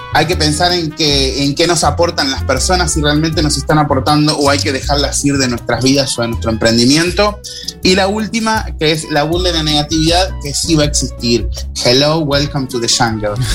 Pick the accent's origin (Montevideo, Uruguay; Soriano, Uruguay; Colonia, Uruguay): Colonia, Uruguay; Rosario; yo a mi pueblo lo amo y lo nombro siempre, digo, soy rosarino